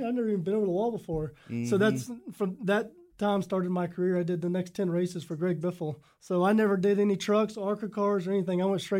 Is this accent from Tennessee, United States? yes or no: no; Texas, United States; I'm from Texas, and my family raced their whole life, both sides of my family, my mom's, my dad's. My family owns a dirt track in Texas as we speak now.